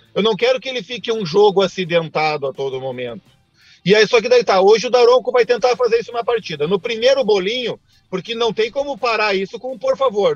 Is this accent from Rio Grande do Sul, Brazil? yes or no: yes; Rio Grande do Sul, Brazil; Eu, enquanto gaúcho